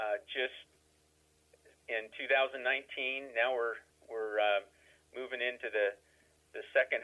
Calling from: Fresno, California, United States; Calling from Fresno, California.

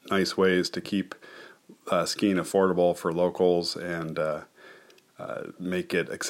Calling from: Keene, New Hampshire, United States; I'm recording from Keene, New Hampshire.

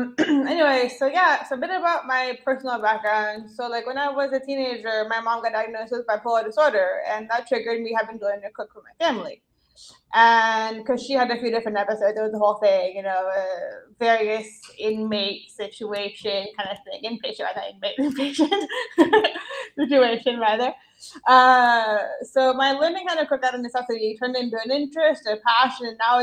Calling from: Montpellier, Occitania, France; I'm calling from France. I live in the south. I'm Montpellier. It's called. It's a funny little sort of college/beach town. Really fun place to live.

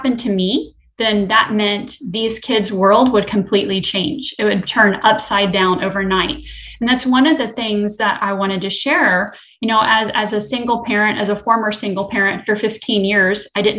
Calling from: Destin, Florida, United States; I'm coming from the Destin-Fort Walton Beach area, so I'm also in Florida.

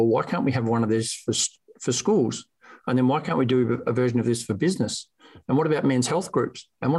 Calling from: Geelong, Victoria, Australia; It's Monday morning here, so good morning from sunny Geelong, Victoria, Australia.

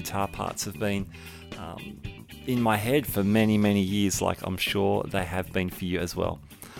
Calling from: Sydney, New South Wales, Australia; Calling from Sydney, Australia.

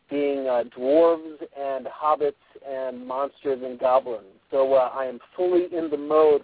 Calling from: Spanish Fork, Utah, United States; So I'm calling from, actually, a parking lot in Spanish Fork

